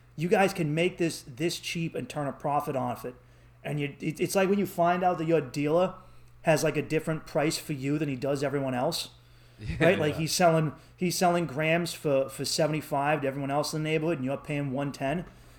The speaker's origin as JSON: {"language": "English", "town": "Boston", "region": "Massachusetts", "country": "United States", "accent": "Boston", "said": "But the women, I realized when you leave Boston, dude. Like, they're enthralled by our accents wherever we go."}